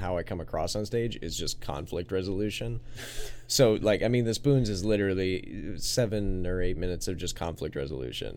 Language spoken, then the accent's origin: English; Minnesota, United States; growing up in Minnesota